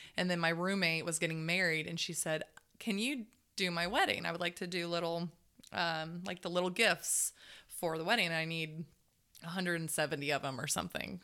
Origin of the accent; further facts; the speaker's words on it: Zephyrhills, Florida, United States; also born or lived in Dade City, Florida; I was raised in Zephyr Hill my whole life